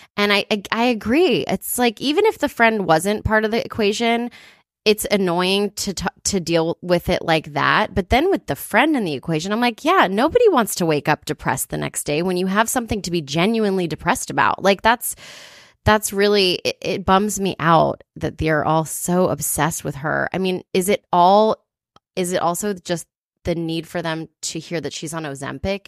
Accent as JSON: {"language": "English", "town": "Atlanta", "region": "Georgia", "country": "United States", "moved": "yes", "lives_now": "Los Angeles, United States", "said": "I'm from Atlanta"}